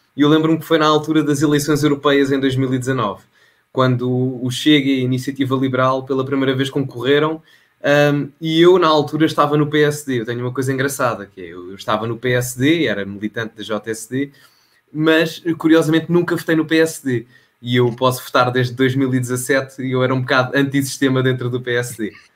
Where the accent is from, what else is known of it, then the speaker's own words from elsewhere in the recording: Oeiras, Lisbon, Portugal; also born or lived in Loures; Eu cresci um, em Oeiras e em Louros, uh, desde miúdo, uh, nos dois sítios